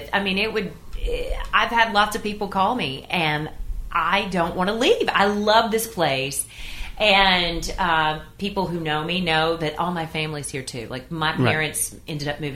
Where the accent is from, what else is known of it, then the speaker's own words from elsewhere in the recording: Maryville, Tennessee, United States; moved away as an adult; now in Hendersonville, United States; I grew up in East Tennessee in Blount County in Maryville